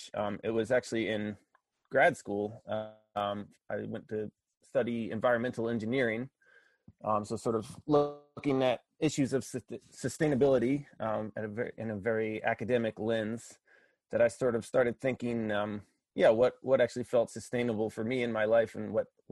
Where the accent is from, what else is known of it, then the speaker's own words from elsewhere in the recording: Pennsylvania, United States; moved away as an adult; also born or lived in Connecticut; now in Maine, United States; I grew up in Pennsylvania